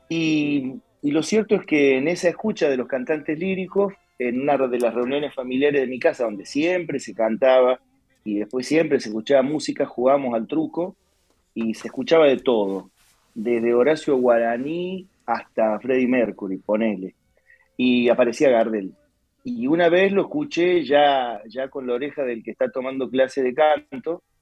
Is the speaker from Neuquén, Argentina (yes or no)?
no; Buenos Aires, Argentina; also born or lived in Córdoba; Sí, claro, porque yo vivo acá desde que tengo ocho años. Mi mamá, como cantante, se vino a probar suerte a Buenos Aires y toda mi vida eh, está hecha acá.